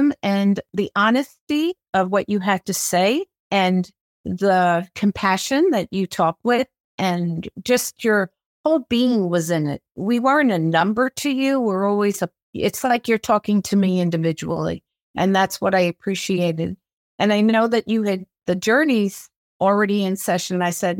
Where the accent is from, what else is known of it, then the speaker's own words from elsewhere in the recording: New York City, New York, United States; born there; also born or lived in California; now in Arizona, United States; I was born in New York City and then moved to California and now have been in Arizona for 40 years.